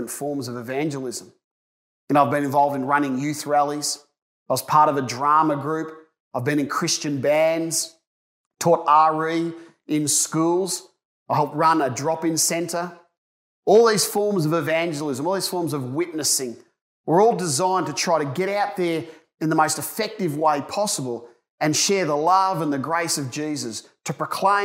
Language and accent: English; Ballarat, Victoria, Australia; As a young person growing up in Ballarat